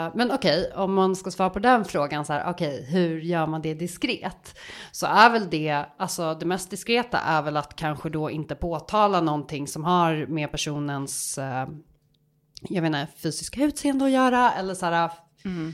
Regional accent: Stockholm, Stockholm County, Sweden; also born or lived in Gothenburg; jag är ändå en ganska tydlig stockholmska

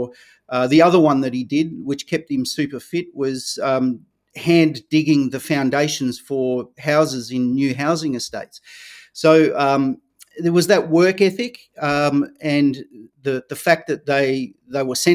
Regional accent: Victoria, Australia; I grew up here in Australia, in Victoria, the same as you, Nick

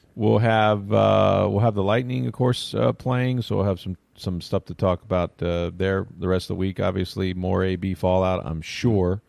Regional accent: the South, United States; I grew up in the South

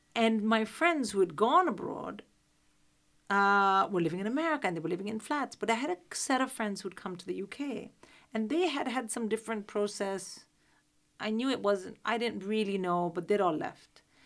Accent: Delhi, India; moved away as an adult; now in United Kingdom; I'm from Delhi

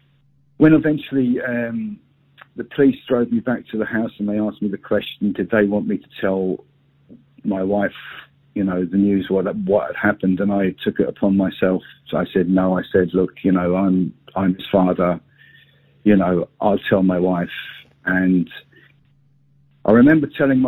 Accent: London, United Kingdom; moved away as an adult; now in Northern Ireland, United Kingdom; my family, we came over from London

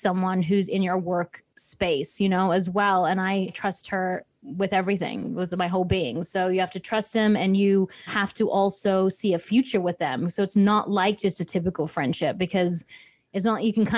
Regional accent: Australia; I'm from Australia. You might not tell with the accent

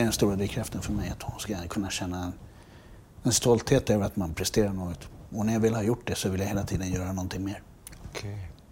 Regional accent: Sweden; när vi växte upp i Dalen

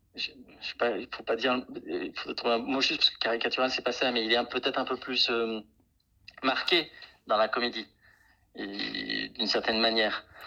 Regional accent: Grenoble, Auvergne-Rhône-Alpes, France; j'ai grandi à Vars et Chirol, Grenoble, bon, mais là où j'ai grandi

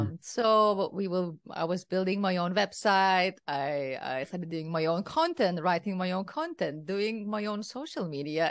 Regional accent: Kaunas, Kaunas County, Lithuania; English is a second language; moved away as an adult; also born or lived in Berlin, Germany; now in Barcelona, Spain; I am from Lithuania. I'm from the second largest city in Lithuania, that is Kaunas

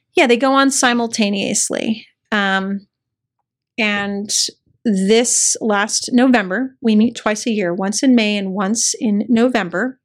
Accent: El Paso, Texas, United States; moved away as an adult; a, white kid growing up in El Paso, Texas

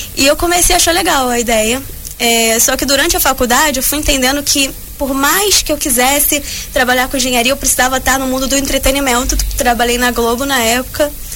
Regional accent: Rio de Janeiro, Brazil; sou carioca. Vim diretamente do Rio de Janeiro

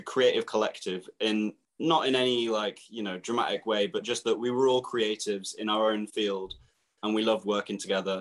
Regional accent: Milton Keynes, South East England, United Kingdom; We're from Milton Keynes. Milton Keynes is like my, it's where I would call home, really. It's where we're all from

